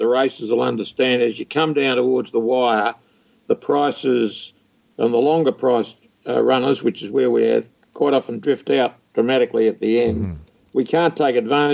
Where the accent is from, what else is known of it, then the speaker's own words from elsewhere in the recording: Australia; now in New Zealand; I'm a dual citizen, which means that I was born in Australia and can't stand for the Australian Parliament